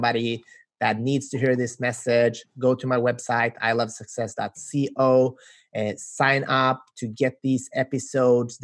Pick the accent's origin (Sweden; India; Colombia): Sweden; We're from Sweden